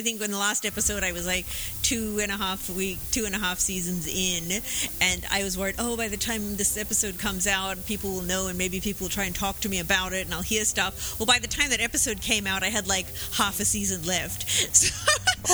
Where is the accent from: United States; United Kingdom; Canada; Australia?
Australia; Were you asking me that as an Australian, like in case I said Yahoo?